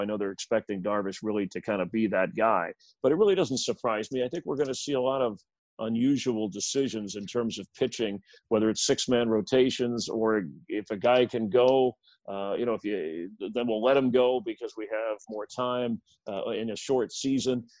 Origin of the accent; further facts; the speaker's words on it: South Florida, United States; I grew up in South Florida before the Marlins were there